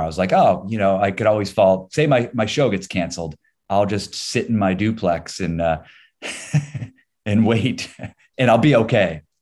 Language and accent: English; Ohio, United States; moved away as an adult; also born or lived in New York; now in Los Angeles, United States; Born and raised in Ohio, uh, I now live in Los Angeles